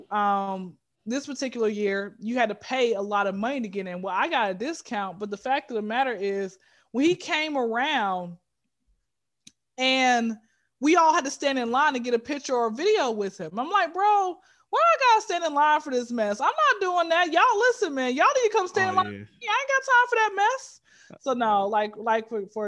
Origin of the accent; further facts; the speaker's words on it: Atlanta, Georgia, United States; Born and raised in Atlanta.